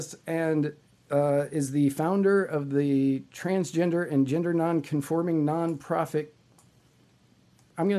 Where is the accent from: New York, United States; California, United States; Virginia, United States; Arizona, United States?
Virginia, United States; I grew up in Virginia. I grew up in Virginia